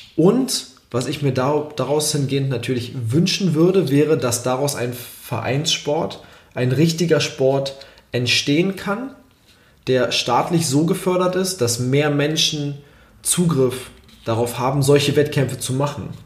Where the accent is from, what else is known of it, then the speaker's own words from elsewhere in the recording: Germany; als Deutscher